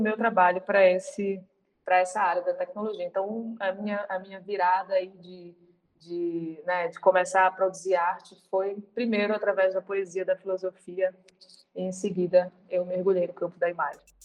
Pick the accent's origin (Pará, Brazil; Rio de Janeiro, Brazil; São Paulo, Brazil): Pará, Brazil; eu sou paraense, eu estou nesse momento aqui